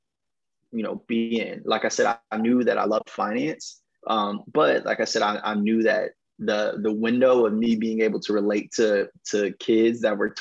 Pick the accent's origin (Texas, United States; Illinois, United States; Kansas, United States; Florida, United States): Illinois, United States; Westchester; also born or lived in Chicago; I grew up partly in Chicago. My grandparents and both of my parents were from Chicago. They moved me and my sister out to the western suburbs of Westchester, you know, when we were born